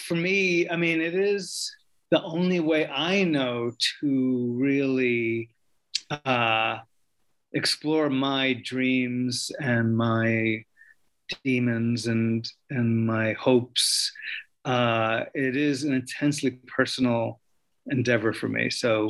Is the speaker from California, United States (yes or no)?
no; New York, United States; But as a young Puerto Rican, you know, growing up in New York, he was a hero, as was the Cuban Revolution